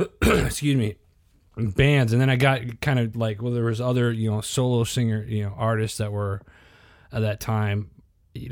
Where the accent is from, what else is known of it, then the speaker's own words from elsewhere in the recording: Midwest, United States; I'm a Midwest, obviously I'm a Midwest kid too, you know what I mean?